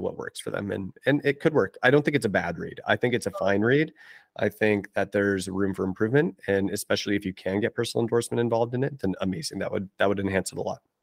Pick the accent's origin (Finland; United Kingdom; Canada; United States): Canada; I'm Canadian